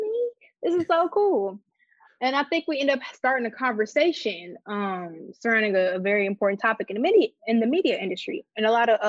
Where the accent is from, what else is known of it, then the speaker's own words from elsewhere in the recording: Chicago, Illinois, United States; moved away; also born or lived in Detroit, Michigan / Atlanta, Georgia; I'm from Detroit, but I grew up outside of Chicago in the suburbs